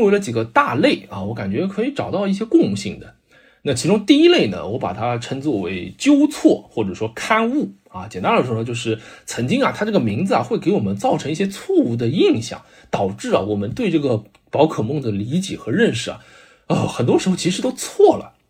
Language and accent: Chinese; China; 如果用我们中国人翻译当中讲究的信达雅来说的话，我觉得基本都符合的啊。